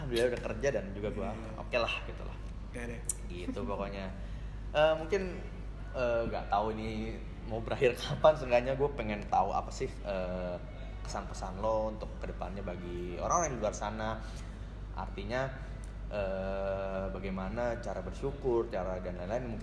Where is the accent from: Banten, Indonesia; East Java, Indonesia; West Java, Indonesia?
Banten, Indonesia; Tangerang; now in Malang, Indonesia; apalagi kita merantau dari Jakarta gue dari Tangerang